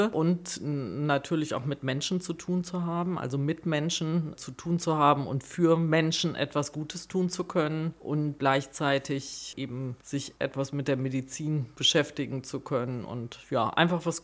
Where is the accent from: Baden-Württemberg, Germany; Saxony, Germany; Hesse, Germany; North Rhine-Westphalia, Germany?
North Rhine-Westphalia, Germany; Ja, ich komme gebürtig aus Nordrhein-Westfalen, aus Ostwestfalen, aus dem Kreis Herford bei